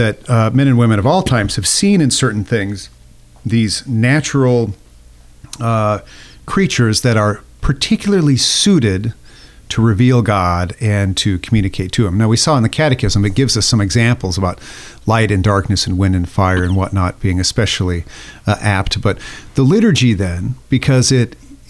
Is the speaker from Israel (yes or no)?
no; Nebraska, United States; I'm a landlubber from Nebraska